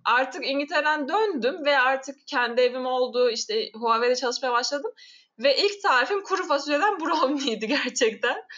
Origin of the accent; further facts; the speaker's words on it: Amasya, Turkey; moved away as an adult; also born or lived in Kocaeli / England; Samsun'da doğmadım Amasya'da doğdum ama anne babam Samsunlu. Samsun'da Hı. oturuyorlar onlar ve ben Samsun'da büyümedim yine Amasya'da büyüdüm.